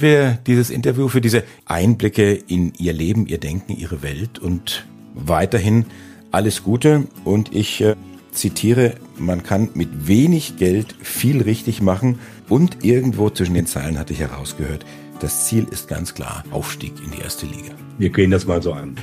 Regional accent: Franconia, Bavaria, Germany; als gebürtiger Franke

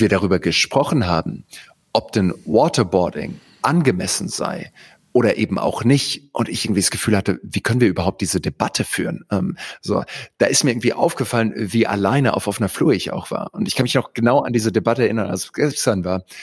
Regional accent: Heidelberg, Baden-Württemberg, Germany; moved away as an adult; also born or lived in Greenville, South Carolina, United States; ich bin in Heidelberg aufgewachsen

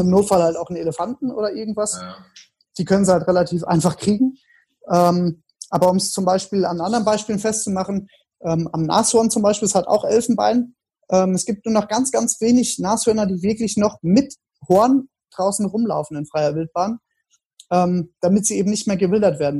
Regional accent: Germany; bei uns in Deutschland

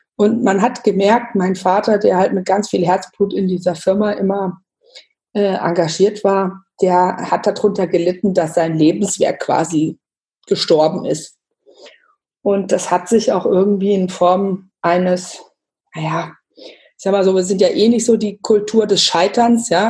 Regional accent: Bad Homburg, Hesse, Germany; moved away as an adult; now in Bayreuth, Germany; komme gebürtig aus Bad Homburg bei Frankfurt, lebe mittlerweile seit fast zehn Jahren in Bayreuth im Nordosten von Bayern

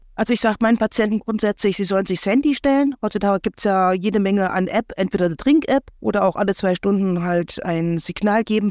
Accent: Thuringia, Germany; bei uns in Thüringen

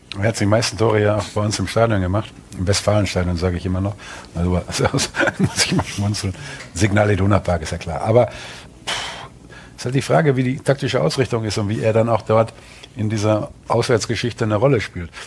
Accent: North Rhine-Westphalia, Germany; alte Ostwestfale

